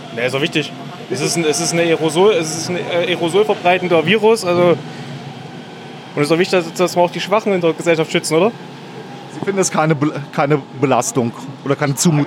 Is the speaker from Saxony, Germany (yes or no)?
no; Flörsheim am Main, Hesse, Germany; moved away as an adult; now in Berlin, Germany; in meiner Heimatstadt